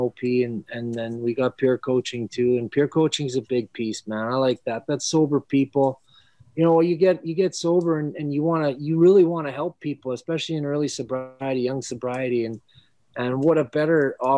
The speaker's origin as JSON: {"language": "English", "town": "Redwater", "region": "Alberta", "country": "Canada", "tie": "born or raised there", "moved": "yes", "lives_now": "Philadelphia, United States", "said": "942 is the area code in my hometown."}